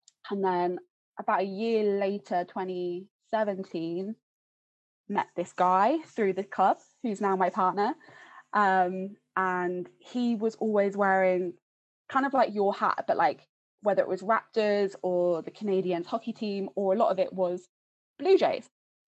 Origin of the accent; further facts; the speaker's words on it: Hertfordshire, East of England, United Kingdom; moved away as an adult; also born or lived in Scotland; now in St Andrews, United Kingdom; I'm from Hertfordshire.